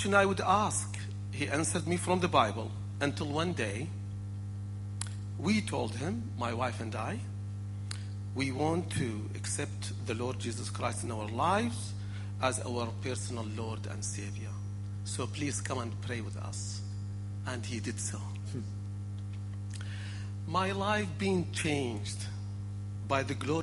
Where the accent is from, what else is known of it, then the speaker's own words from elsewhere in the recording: Iraq; moved away; I am from the land of Ur of the Chaldees, which known as Iraq